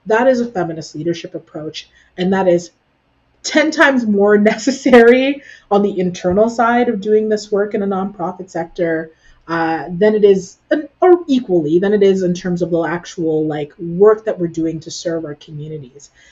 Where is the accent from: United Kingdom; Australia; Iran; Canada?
Canada; now in Ottawa, Canada; What being Canadian for me looks like it very much so involves elements of uh, my parents and the, the culture that they taught me as I grew up